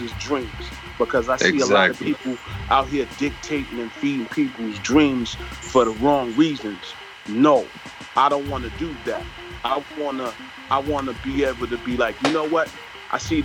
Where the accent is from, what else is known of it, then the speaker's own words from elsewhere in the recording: New York City, New York, United States; I'm a kid from Flatbush, Brooklyn